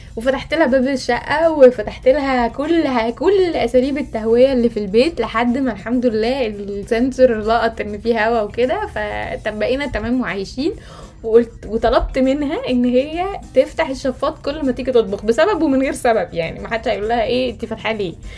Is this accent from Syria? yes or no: no; Egypt; moved away; ان انا مصريه